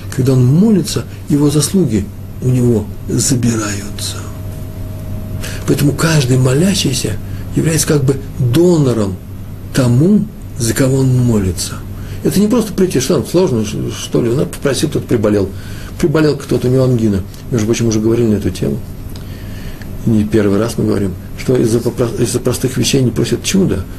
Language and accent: Russian; Russia; я из России.